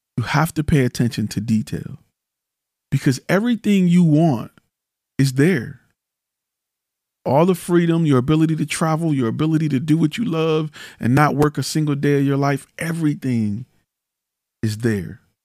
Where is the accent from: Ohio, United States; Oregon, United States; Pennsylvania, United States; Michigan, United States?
Michigan, United States; Detroit; I'm from Detroit